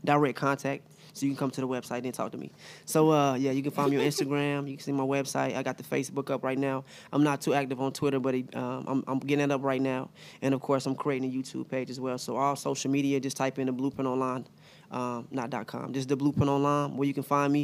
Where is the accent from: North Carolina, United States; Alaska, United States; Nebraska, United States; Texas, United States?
North Carolina, United States; Charlotte; I am from Charlotte.